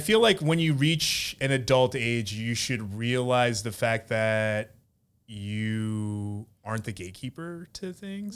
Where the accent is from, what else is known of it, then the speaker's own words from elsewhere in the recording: Philadelphia, Pennsylvania, United States; I grew up in Philadelphia